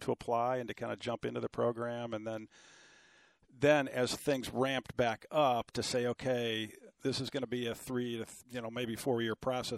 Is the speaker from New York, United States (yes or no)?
no; Cleveland, Ohio, United States; I grew up in Cleveland, Ohio, in a family of five kids